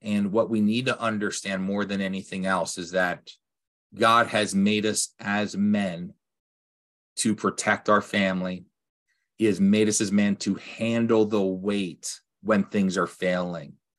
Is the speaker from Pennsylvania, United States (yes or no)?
yes; Lancaster, Pennsylvania, United States; I grew up in Lancaster, P A, with Amish